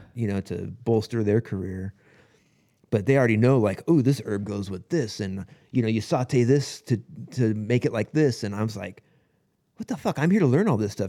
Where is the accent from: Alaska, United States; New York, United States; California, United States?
California, United States; Lakewood; I grew up in Lakewood